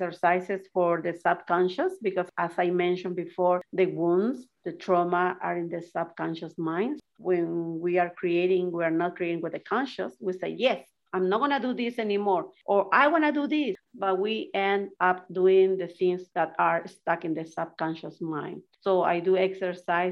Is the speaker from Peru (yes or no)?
yes; Peru; moved away; I was raised in Peru.